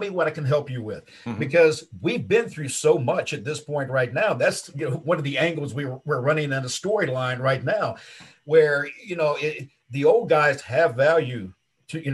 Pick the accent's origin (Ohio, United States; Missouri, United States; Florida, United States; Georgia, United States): Georgia, United States; Savannah; moved away as an adult; Born and raised in Savannah, Georgia